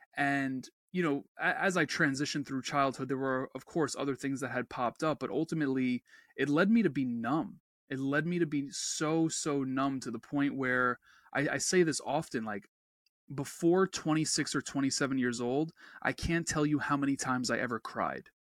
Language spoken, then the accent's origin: English; New York, United States; I'm a New Yorker